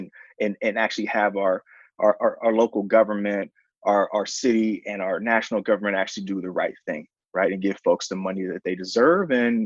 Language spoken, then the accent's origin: English; San Francisco, California, United States; I'm from the Tenderloin